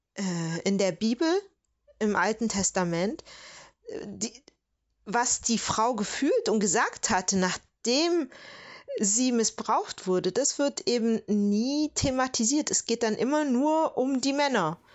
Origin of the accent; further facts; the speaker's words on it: Southern Germany, Germany; ich bin ja aus Süddeutschland